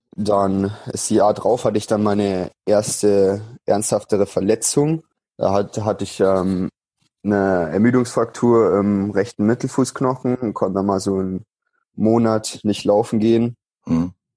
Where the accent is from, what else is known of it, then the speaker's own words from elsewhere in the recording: Unterwössen, Bavaria, Germany; moved away as an adult; also born or lived in Munich; now in Nuremberg, Germany; bin am 9. August 1997 in München geboren, bin dann in, groß geworden in Unterwessen, das ist in der Nähe vom Chiemsee, ja. im Süden von Bayern.